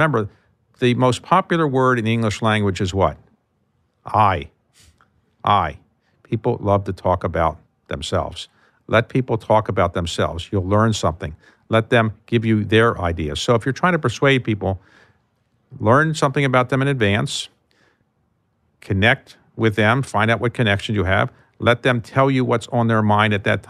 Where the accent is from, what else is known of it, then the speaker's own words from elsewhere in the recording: Baltimore, Maryland, United States; So if I say to you, I grew up in Baltimore